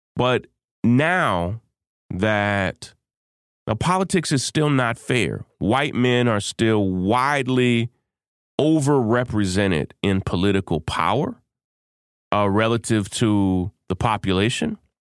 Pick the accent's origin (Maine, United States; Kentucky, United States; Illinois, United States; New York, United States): Kentucky, United States; the state of Kentucky, my home state.